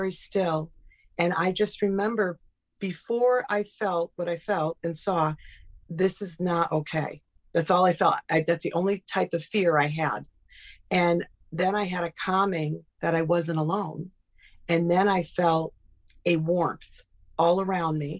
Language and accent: English; Burlington, Connecticut, United States; I grew up in Burlington, Connecticut